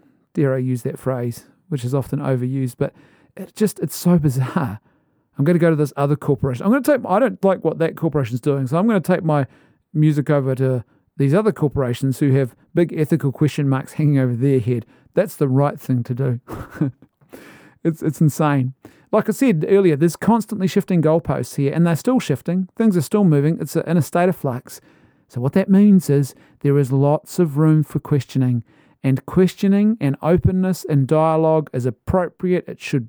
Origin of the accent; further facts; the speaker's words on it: Ireland; Maybe it's the Irishman in me, but I as an Irishman, you know, you go to the pub and you have the conversation.